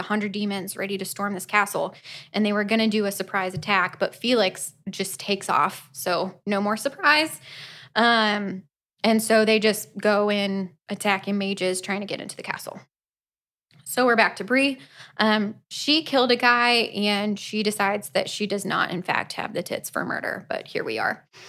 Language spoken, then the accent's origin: English; Florida, United States; we are from Florida